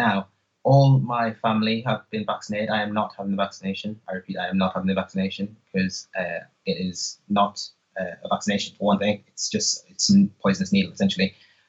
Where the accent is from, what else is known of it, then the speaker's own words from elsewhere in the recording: North East England, United Kingdom; accent: Geordie; I'm actually a Geordie, and I lived in Manchester.